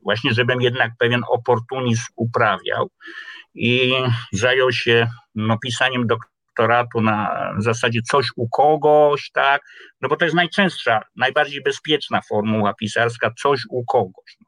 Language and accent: Polish; Kraków, Lesser Poland, Poland; Urodziłem się w Krakowie y, na ulicy Kanoniczej, no i wędrowałem w różne miejsca krakowskie